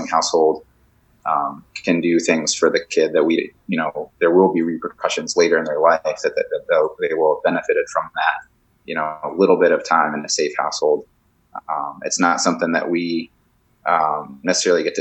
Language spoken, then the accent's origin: English; Connecticut, United States; moved away; I'm from Connecticut originally